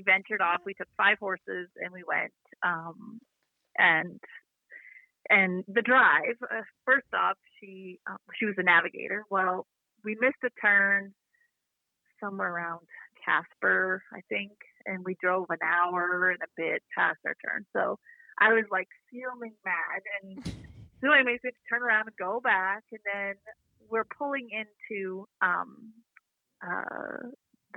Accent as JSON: {"language": "English", "region": "Saskatchewan", "country": "Canada", "said": "we're from Saskatchewan"}